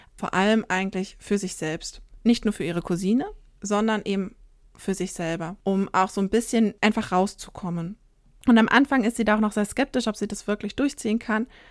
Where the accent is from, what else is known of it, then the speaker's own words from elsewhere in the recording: northern Saxony-Anhalt, Germany; moved away; also born or lived in southern Germany; ich komme aus Sachsen-Anhalt ursprünglich und da auch tatsächlich eher aus dem nördlichen Teil Sachsen-Anhalts